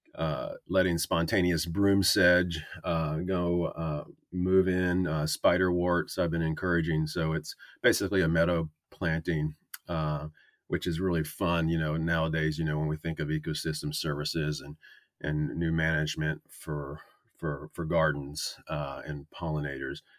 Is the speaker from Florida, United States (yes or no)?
no; North Carolina, United States; also born or lived in Wisconsin; I grew up in North Carolina